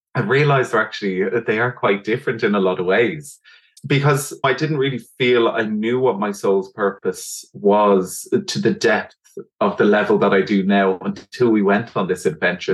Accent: Dublin, Leinster, Ireland; I'm from Dublin in Ireland

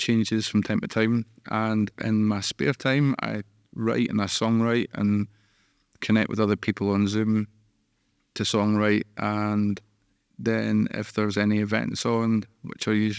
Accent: Musselburgh, Scotland, United Kingdom; I grew up in Musselburgh, which is just a kick of the ball away from Edinburgh

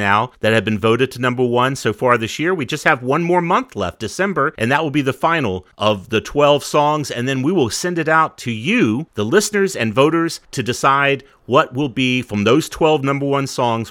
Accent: Virginia, United States; even though we're from Virginia

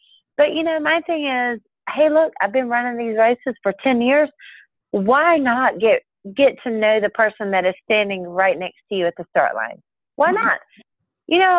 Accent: Alabama, United States; I'm from Alabama

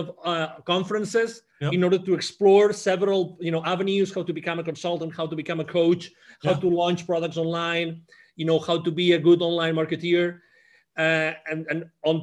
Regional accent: Barcelona, Catalonia, Spain; English is a second language; moved away as an adult; also born or lived in Mexico; I originally was born in Barcelona in Spain

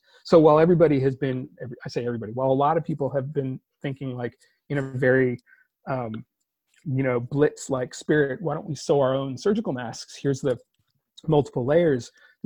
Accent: California, United States; I'm a Californian by birth and upbringing

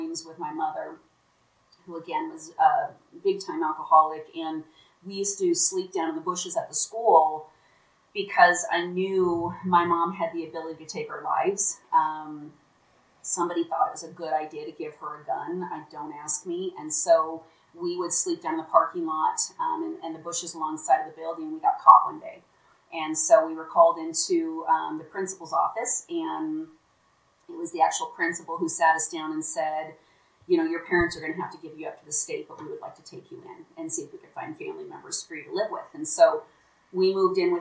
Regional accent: Omaha, Nebraska, United States; moved away as an adult; also born or lived in Lincoln, Nebraska; now in Salt Lake City, United States; Omaha, Nebraska is my hometown

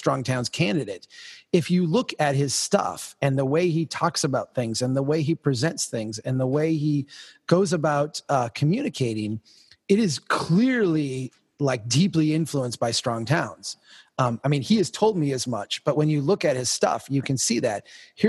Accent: rural Minnesota, United States; I'm from Minnesota. I'm from rural Minnesota

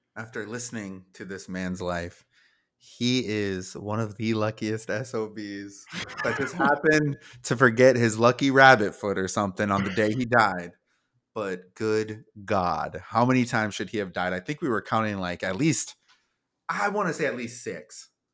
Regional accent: South Dakota, United States; we're from South Dakota

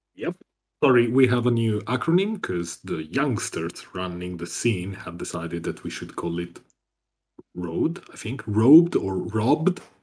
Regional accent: Italy; from Italy

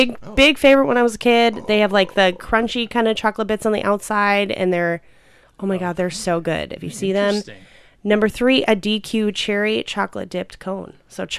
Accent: Chicago suburbs, Illinois, United States; I grew up mostly in the Chicago suburbs

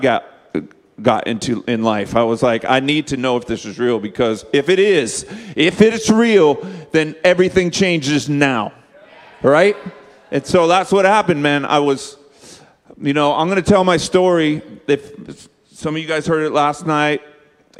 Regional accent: Bakersfield, California, United States; I grew up in Bakersfield, California, the home of Hee Haw

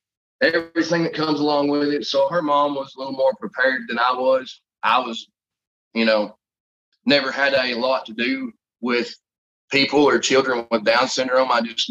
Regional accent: Sparta, Tennessee, United States; I was born and raised here in Sparta, Tennessee. I'm a veteran. I'm also a father.

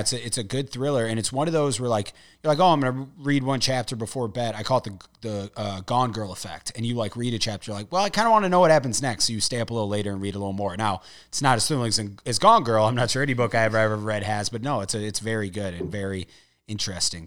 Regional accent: St. Louis, Missouri, United States

